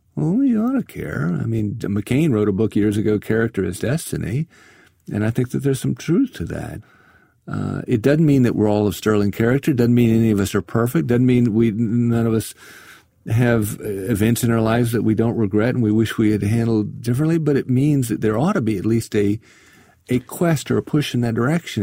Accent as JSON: {"language": "English", "region": "South Carolina", "country": "United States", "said": "I come from South Carolina"}